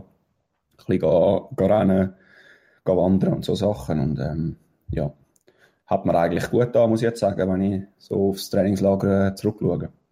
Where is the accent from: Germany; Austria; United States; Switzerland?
Switzerland